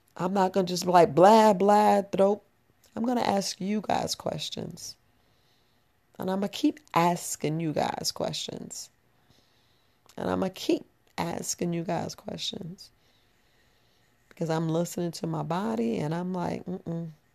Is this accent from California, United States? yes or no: no; New York, United States; moved away as an adult; I grew up in New York